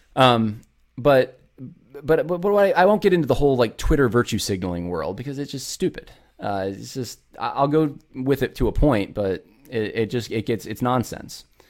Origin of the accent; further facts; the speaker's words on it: upstate New York, United States; moved away; also born or lived in California / the South; I'm actually from California. I was raised in upstate New York